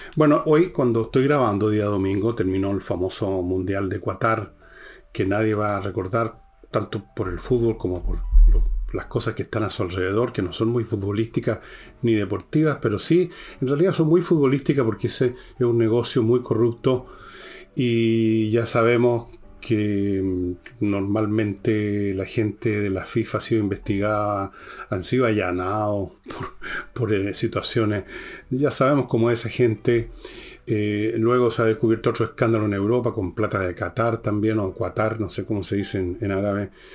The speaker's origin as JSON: {"language": "Spanish", "country": "Chile"}